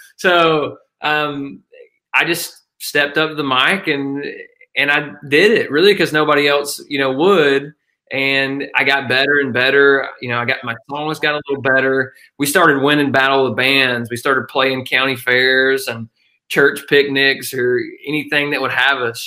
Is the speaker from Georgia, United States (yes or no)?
yes; northeast Georgia, United States; i grew up in a tiny little mountain town uh, northeast georgia uh, which is about uh, an hour northeast of athens